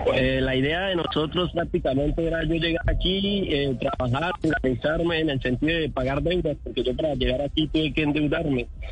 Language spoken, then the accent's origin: Spanish; San Antonio del Táchira, Táchira, Venezuela; moved away as an adult; yo soy de San Antonio en Táchira